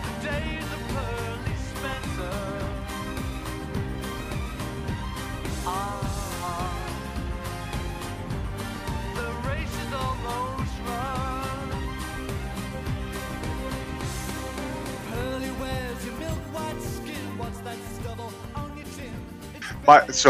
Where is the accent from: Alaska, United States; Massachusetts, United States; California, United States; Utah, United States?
Utah, United States; Salt Lake City; moved away; also born or lived in Cambridge, England; I grew up in Salt Lake City, Utah. Yeah. And my family, we moved to Cambridge, England in 1991.